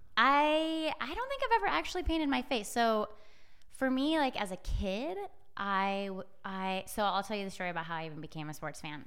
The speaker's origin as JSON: {"language": "English", "town": "Edmonds", "region": "Washington", "country": "United States", "moved": "yes", "said": "I'm from the Seattle area, Edmonds, Washington"}